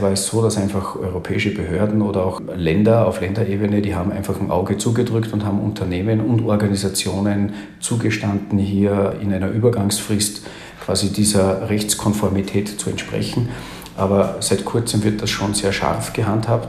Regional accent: Salzburg, Austria; now in Carinthia, Austria; bei mir ist unschwer herauszuhören, dass ich, dass ich Österreicher bin, gebürtiger Salzburger, jetzt aber in Kärnten lebe

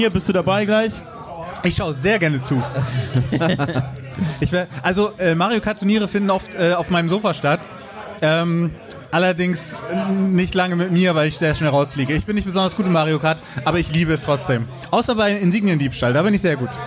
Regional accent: Bremen, Germany; Ja, ich komme ja hier aus dem Norden. Ich bin ja auch äh, Urbremer quasi.

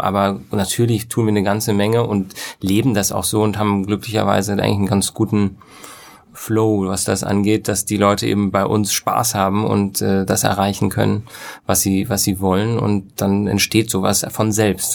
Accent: West Germany, Germany; als Wessi

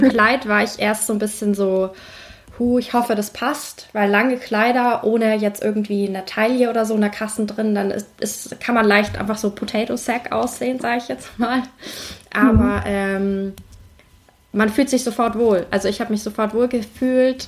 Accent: Hamburg, Germany; ich komme aus Hamburg

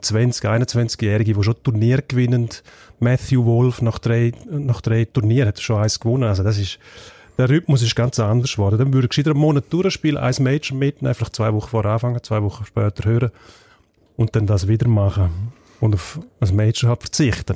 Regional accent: Graubünden, Switzerland; als Bündner

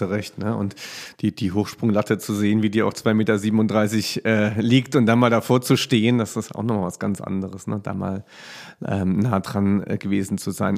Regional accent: Germany; bei uns in Deutschland

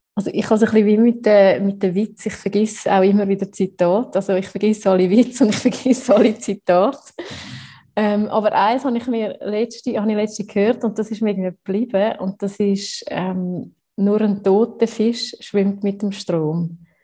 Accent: Switzerland; wenn man so als Schweizer oft den Perfektionsanspruch hat

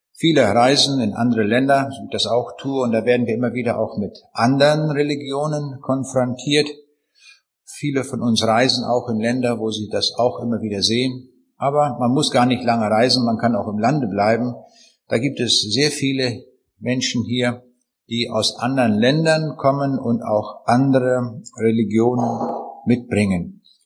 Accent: Braunschweig, Lower Saxony, Germany; bei uns in Braunschweig

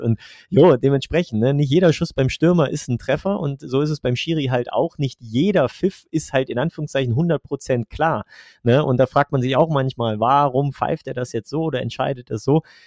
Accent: Velbert, North Rhine-Westphalia, Germany; moved away as an adult; now in Trier, Germany; ich komme ursprünglich eigentlich aus Nordrhein-Westfalen, aus, äh, ich sage immer so, aus der Mitte zwischen Wuppertal und Essen, aus Felbert

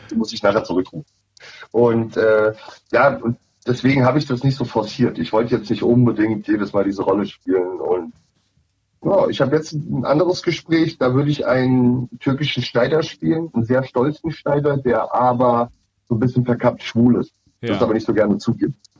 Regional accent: Odenwald, Hesse, Germany; now in Berlin, Germany; ich bin, wie gesagt, im Odenwald aufgewachsen

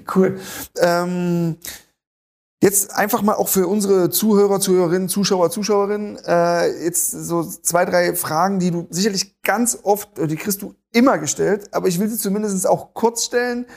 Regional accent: East Germany, Germany; Ich komme selber aus dem Osten

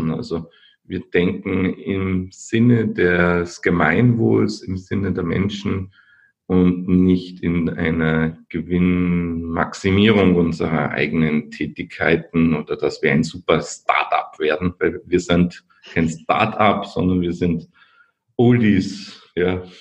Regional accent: Linz, Upper Austria, Austria; Ich komme aus Linz, Österreich an der Donau, und heute ist 6. Dezember, mein Namenstag.

